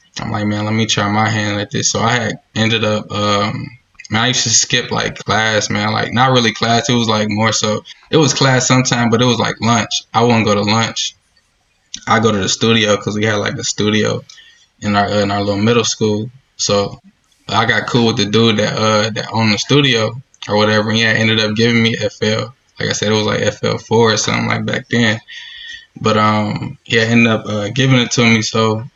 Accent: Dayton, Ohio, United States; I'm from Dayton, Ohio

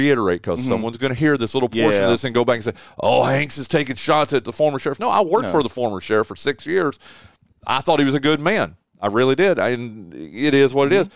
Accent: the South, United States; we down here in the South

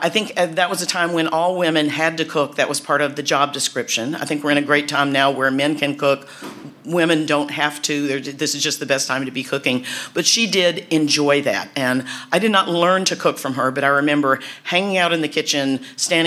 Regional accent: Burlington, North Carolina, United States; also born or lived in High Point, North Carolina; So I'm born and raised in North Carolina. I went to the University of North Carolina at Chapel Hill. I grew up in Burlington and High Point

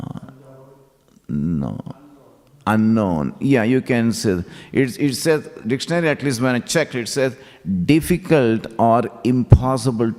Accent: Hyderabad, Telangana, India; moved away as an adult; now in Melbourne, Australia; I grew up in Hyderabad

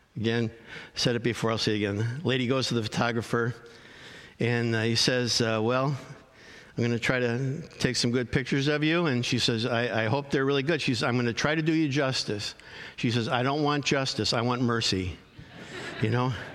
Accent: Arlington Heights, Illinois, United States; I grew up in Arlington Heights, Illinois, a northwest suburb of Chicago

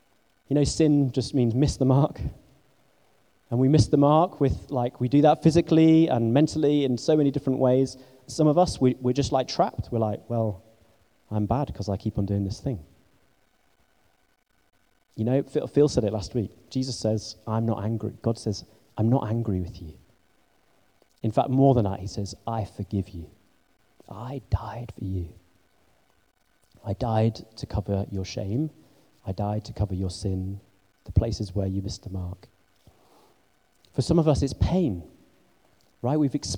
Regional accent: England, United Kingdom; Believe me, you know, I'm English and I feel strange most of the time.

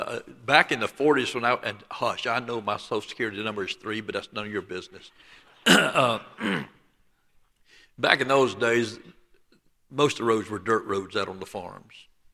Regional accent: the South, United States; And I was born and raised in the Bible Belt of the South.

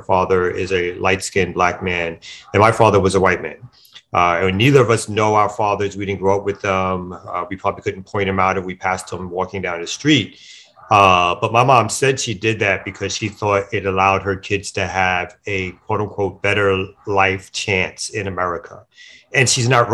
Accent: New York City, New York, United States; I'm born and raised in Brooklyn, New York

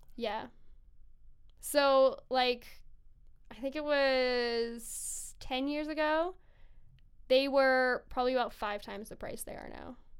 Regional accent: Kelowna, British Columbia, Canada; now in Vancouver, Canada; I grew up in Kelowna, BC

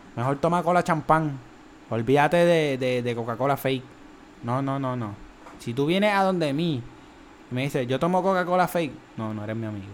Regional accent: Trujillo Alto, Puerto Rico; Nosotros somos de Trujillo

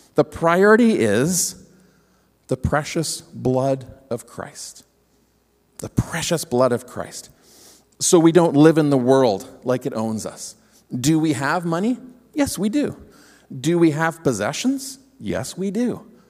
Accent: Ontario, Canada; moved away; we grew up in Ontario

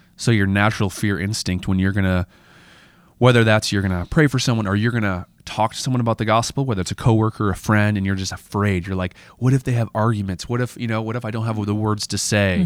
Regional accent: United States; as an American Christian

